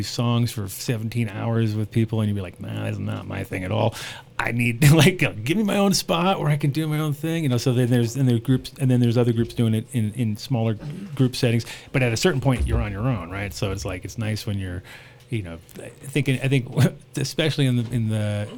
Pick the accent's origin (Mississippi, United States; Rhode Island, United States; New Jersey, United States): Rhode Island, United States; also born or lived in New York / California; I grew up kind of in Rhode Island and New York and Cali and little back and forth and all that.